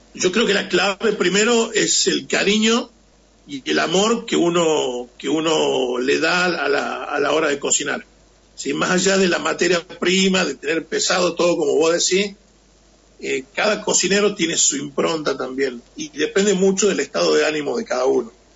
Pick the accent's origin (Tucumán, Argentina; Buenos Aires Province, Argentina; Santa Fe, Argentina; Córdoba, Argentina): Tucumán, Argentina; now in Buenos Aires, Argentina; traerme un poquito de Tucumán, ¿sí? un pedacito de mi tierra